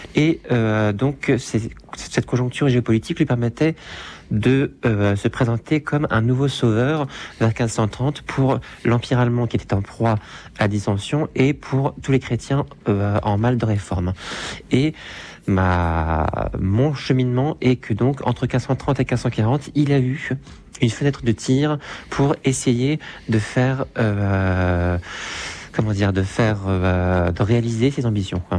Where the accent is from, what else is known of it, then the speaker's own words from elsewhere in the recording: France; nous, en tant que Français